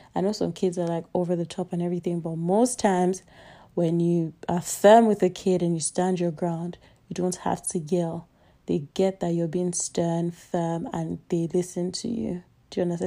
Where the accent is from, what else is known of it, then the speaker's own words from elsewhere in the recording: Nigeria; I'm Nigerian